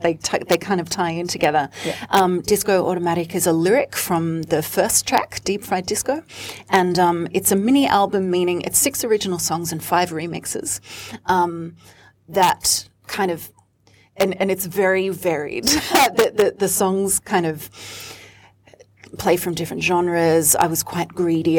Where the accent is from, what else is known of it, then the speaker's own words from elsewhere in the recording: Sydney, New South Wales, Australia; moved away as an adult; now in Melbourne, Australia; I'm actually from Sydney. I grew up in Sydney in queer spaces as a DJ, as a performer, as a front woman of those bands